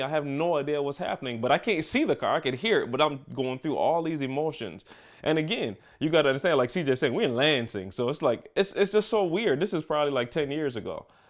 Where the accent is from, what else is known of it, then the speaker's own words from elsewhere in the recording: Barbados; now in Michigan, United States; growing up in Barbados